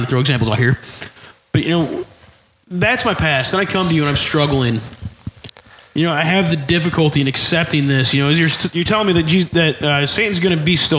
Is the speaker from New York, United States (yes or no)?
yes; New York, United States; now in Oklahoma, United States; I grew up in New York